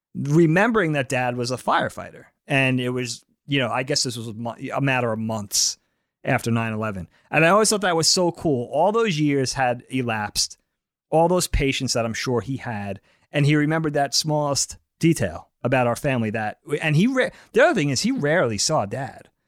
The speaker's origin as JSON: {"language": "English", "area": "Suffolk County, Long Island", "region": "New York", "country": "United States", "tie": "born or raised there", "also_born_or_lived": "Albertson, Nassau County, New York"}